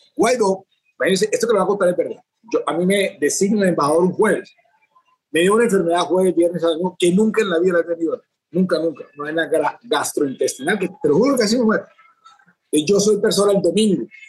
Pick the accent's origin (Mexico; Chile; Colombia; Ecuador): Colombia; moved away as an adult; now in Venezuela; mi país